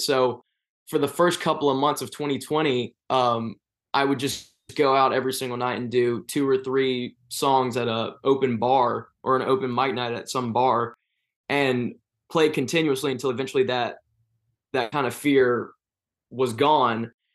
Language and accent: English; Hiram, Georgia, United States; I grew up in a place called Hiram, Georgia